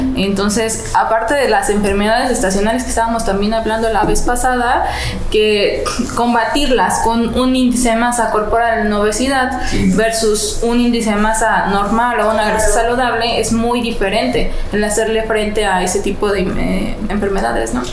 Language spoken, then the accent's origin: Spanish; Guanajuato, Mexico; yo soy de Guanajuato